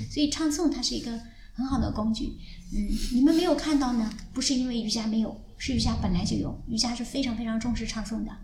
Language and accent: Chinese; Anhui, China; moved away as an adult; 因为我是从安徽来的